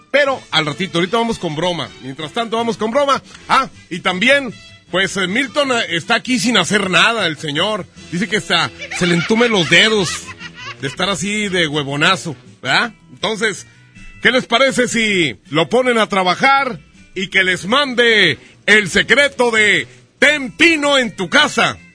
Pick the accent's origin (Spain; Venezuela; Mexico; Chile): Spain; Eh, es que yo soy español.